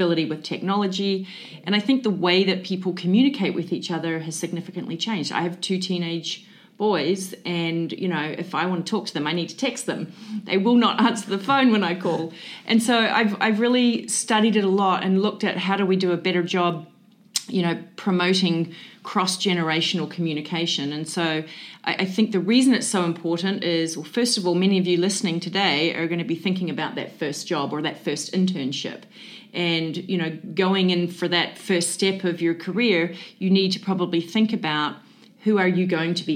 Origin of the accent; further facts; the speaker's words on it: New Zealand; now in Central Florida, United States; I'm originally from New Zealand.